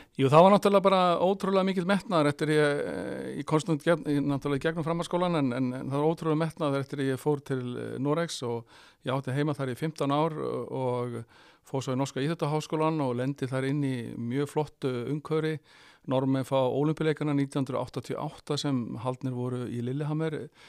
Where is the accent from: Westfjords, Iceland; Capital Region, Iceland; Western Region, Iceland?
Western Region, Iceland; Rif; ég fattur uppalinn á Snæfisnesi og ég er snæfyllingur og ég er mjög stoltur af því, ég er rifsari